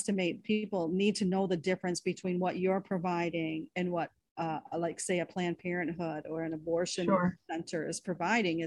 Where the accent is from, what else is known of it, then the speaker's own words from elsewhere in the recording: Syracuse, New York, United States; down on Genesee Street in Syracuse, right in my hometown